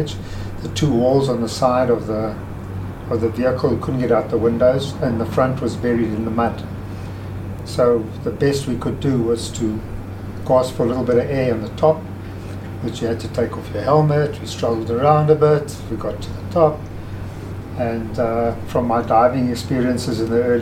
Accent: Johannesburg, Gauteng, South Africa; I was born here in Johannesburg, South Africa

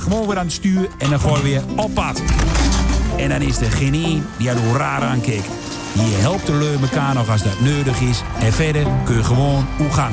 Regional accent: Glanerbrug, Overijssel, Netherlands; ik kom uit Gladenbrug. Grensdorp met karakter.

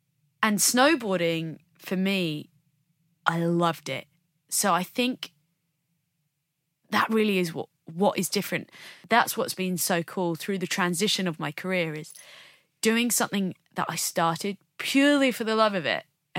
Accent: United Kingdom; what's maybe different about us as British snowboarders is we don't have mountains yeah. on our doorsteps.

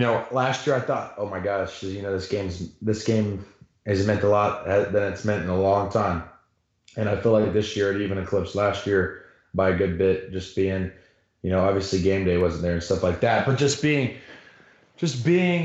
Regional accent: Georgia, United States; growing up in Georgia, all my friends are Bulldogs

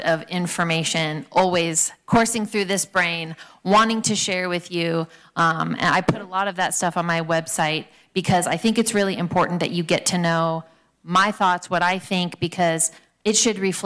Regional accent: California, United States; I was born here in California. I've been here my whole life.

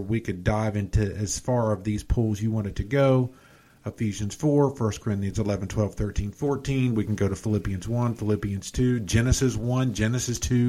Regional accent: Atlanta, Georgia, United States; I grew up in South Atlanta

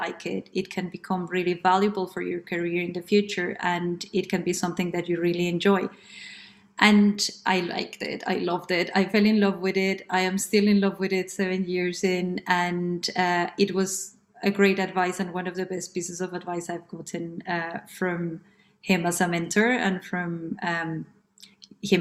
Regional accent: Colombia; moved away as an adult; now in London, United Kingdom; I am originally from Colombia. I have been based in London since 2008 when I came

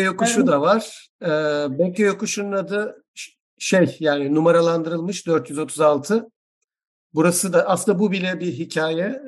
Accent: Izmir, Turkey; ben doğma büyüme İzmirli olduğum halde

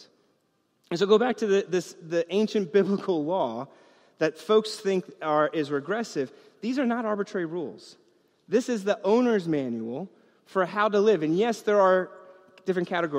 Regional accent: New York, United States; I grew up in New York

